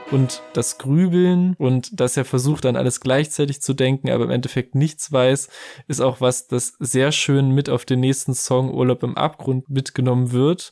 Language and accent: German; near the Thuringian province, Germany; moved away; weil das Betteroff aus der thüringischen Provinz nicht unweit von meiner Heimat tatsächlich stammt